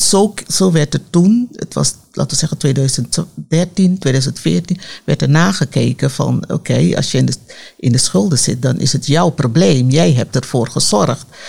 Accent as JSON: {"language": "Dutch", "town": "Amsterdam", "region": "North Holland", "country": "Netherlands", "said": "ik kom uit Amsterdam Zuidoost"}